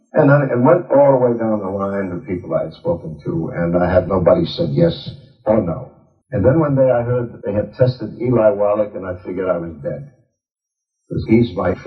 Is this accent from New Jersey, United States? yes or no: yes; New Jersey, United States; I was brought up with him in New Jersey